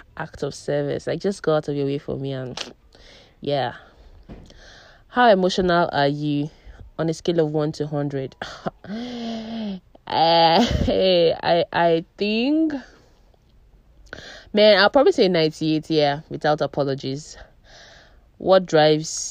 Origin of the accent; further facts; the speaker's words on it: Abuja, Federal Capital Territory, Nigeria; also born or lived in Umuahia, Abia State; I am Nigerian. I am 28 years old. My place of birth, that is Abuja. I was born in Abuja